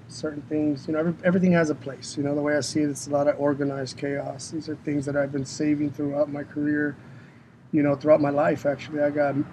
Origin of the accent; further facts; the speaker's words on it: San Diego, California, United States; also born or lived in National City, California; I was born and raised in San Diego, California